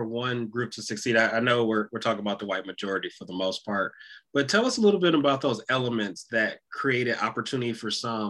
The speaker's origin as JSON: {"language": "English", "town": "Detroit", "region": "Michigan", "country": "United States", "tie": "born or raised there", "said": "my experience growing up in Detroit"}